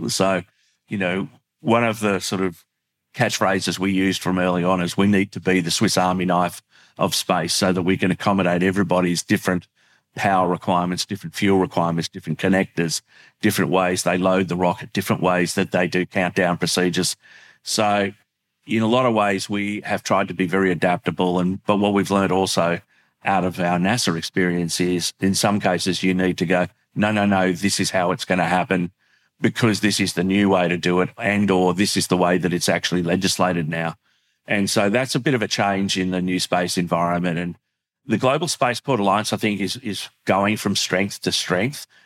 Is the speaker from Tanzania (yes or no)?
no; Australia; an Australian who works in the sector